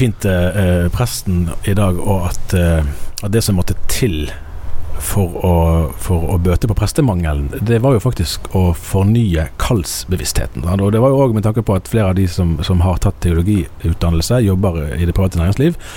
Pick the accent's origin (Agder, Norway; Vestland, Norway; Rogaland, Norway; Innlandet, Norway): Vestland, Norway; Bergen; jeg er jo eh, eh miljøskadd som eh, bergenser, sant? og bergensere er jo veldig klar over at vi kommer fra Norges nest største